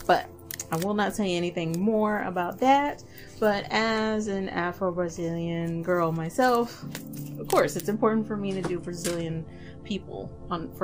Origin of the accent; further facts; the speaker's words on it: Dallas, Texas, United States; I am originally from Dallas. I am from the hood of Dallas